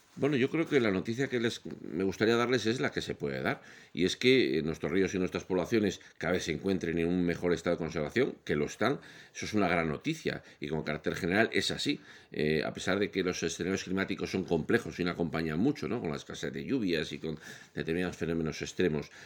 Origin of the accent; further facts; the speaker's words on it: León, Castile and León, Spain; yo soy de León